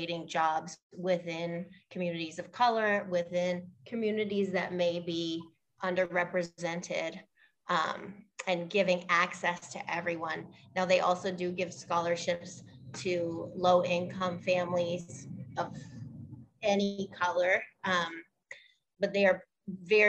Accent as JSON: {"language": "English", "town": "Pittsburgh", "region": "Pennsylvania", "country": "United States", "tie": "born or raised there", "also_born_or_lived": "Africa / London / Portugal", "moved": "as an adult", "said": "I grew up in Pittsburgh"}